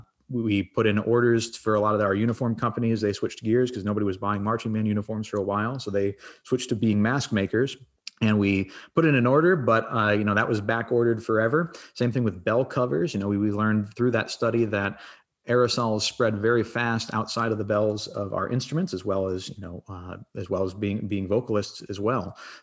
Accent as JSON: {"language": "English", "region": "Massachusetts", "country": "United States", "tie": "born or raised there", "also_born_or_lived": "Iowa", "moved": "as an adult", "lives_now": "Jonesboro, United States", "said": "I've lived all over the country and grew up in Massachusetts."}